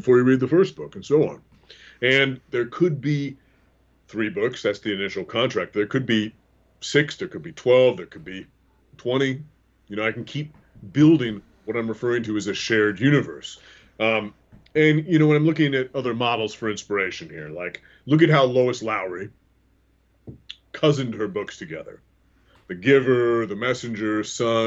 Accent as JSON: {"language": "English", "area": "the Northwest", "region": "Pacific Northwest", "country": "United States", "tie": "born or raised there", "moved": "yes", "lives_now": "Midwest, United States", "said": "I grew up in the Northwest"}